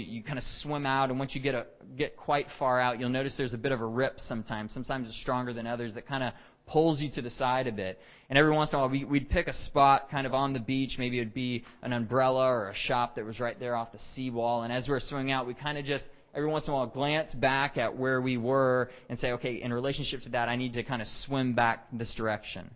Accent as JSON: {"language": "English", "region": "Texas", "country": "United States", "moved": "as an adult", "lives_now": "Canada", "said": "I'm originally from Texas and have lived in Canada for about 8.5 years now."}